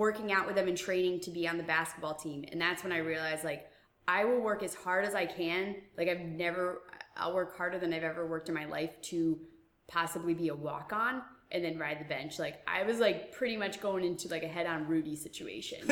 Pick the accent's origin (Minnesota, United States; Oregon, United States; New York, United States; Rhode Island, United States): Rhode Island, United States; Middletown; I'm from Rhode Island. I'm from Middletown